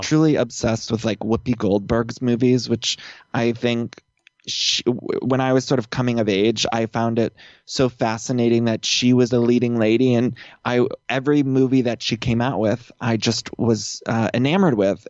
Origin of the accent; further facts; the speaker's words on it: Northeast Ohio, United States; accent: Midwest; moved away as an adult; also born or lived in Chicago; now in Los Angeles, United States; I'm from Ohio, uh, Northeast Ohio, and I grew up there